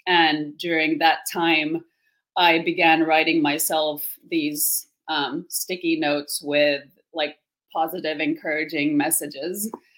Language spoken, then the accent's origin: English; Finland; English is a second language; I wouldn't have one because I'm actually from Finland. So that's probably even more confusing because I don't sound like a Finn either.